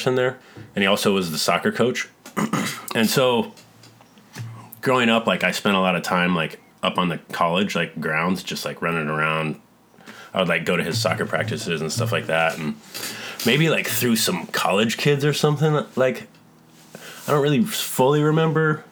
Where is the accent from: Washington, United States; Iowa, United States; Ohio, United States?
Iowa, United States; Lamoni; moved away as an adult; also born or lived in Kansas City, Missouri; now in Bay Area, United States; I grew up in, I was born in Kansas City in Missouri. Lived there for a really short period of time, and then my parents moved to this super small town in Iowa called Lamoni